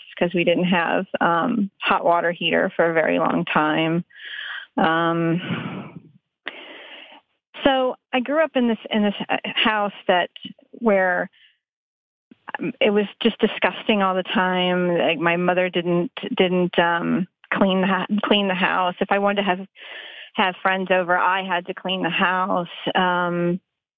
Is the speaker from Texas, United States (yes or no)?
yes; Texas, United States; moved away; I grew up in Texas actually. So, and I don't live there anymore